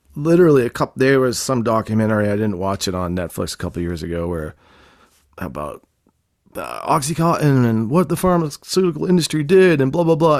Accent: Boston, Massachusetts, United States; I grew up in Boston in a rough neighborhood where you don't trust anybody

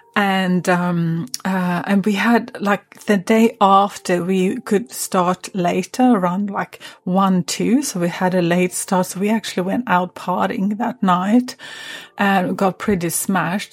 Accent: Sweden; also born or lived in Stockholm; I had just moved from my hometown up to, um, or, or to Stockholm, which is the capital of Sweden

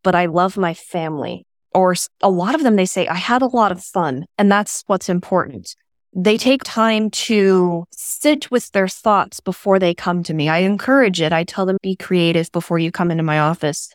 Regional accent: West Coast, United States; I grew up on the West Coast

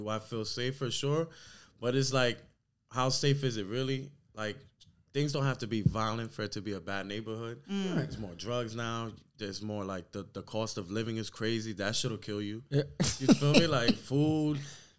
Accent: New York City, New York, United States; I grew up in Brooklyn.

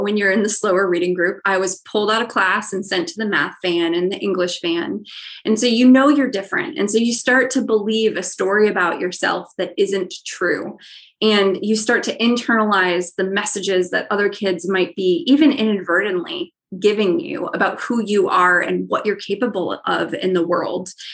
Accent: Ohio, United States; I'm from Ohio

